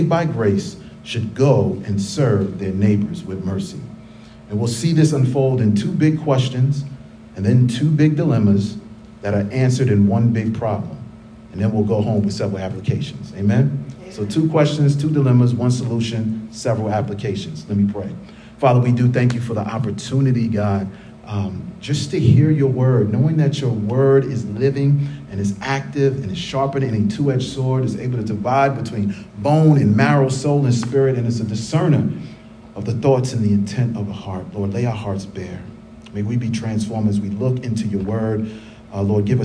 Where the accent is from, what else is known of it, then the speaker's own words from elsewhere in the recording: New York City, New York, United States; Growing up in the Bronx, New York